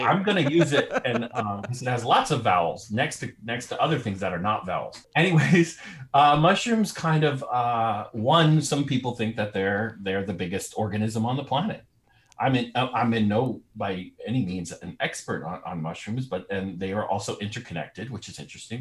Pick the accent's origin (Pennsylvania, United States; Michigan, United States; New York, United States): New York, United States; I'm from New York